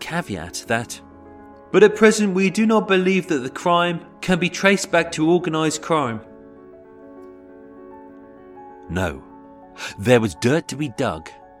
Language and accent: English; United Kingdom; I am British